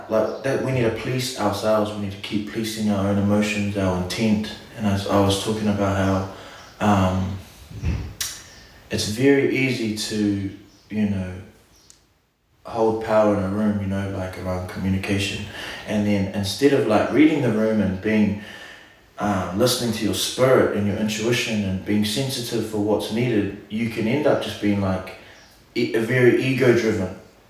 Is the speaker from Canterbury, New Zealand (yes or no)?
no; Auckland, New Zealand; I'm from Auckland, you want to hear from me, I'm from the Big Smoke